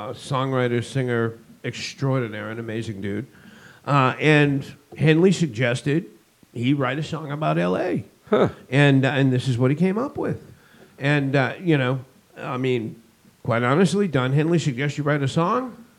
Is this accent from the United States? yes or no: yes; Northeast, United States; moved away as an adult; also born or lived in Los Angeles, California; been born and bred in the Northeast